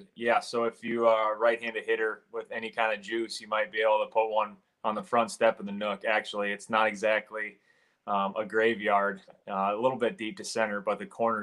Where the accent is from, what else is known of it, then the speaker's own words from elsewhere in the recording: Lakeville, Minnesota, United States; I'm a Minnesota guy. I grew up in Lakeville, Minnesota, just south of the Twin Cities.